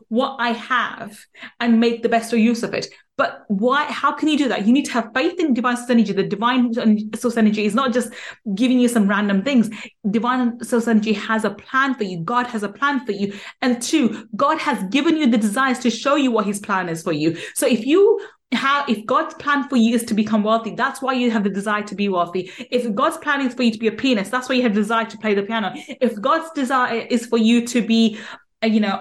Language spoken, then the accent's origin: English; London, United Kingdom; we ended up moving to London, and then I grew up in East London, and I lived in a ghetto council estate